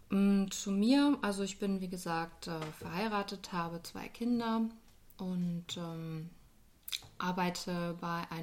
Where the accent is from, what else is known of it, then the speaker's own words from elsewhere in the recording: North Rhine-Westphalia, Germany; moved away as an adult; now in Dieburg, Germany; Ich bin noch nicht ganz so lange in Dieburg. Ich komme ursprünglich aus dem Ruhrgebiet, aus einer kleinen Stadt äh, zwischen Essen und Düsseldorf und bin so vor knapp 20 Jahren nach Hessen gezogen